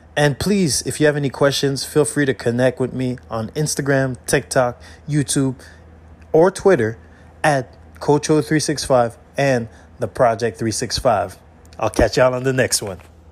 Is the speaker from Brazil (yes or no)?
no; Canada; I'm Canadian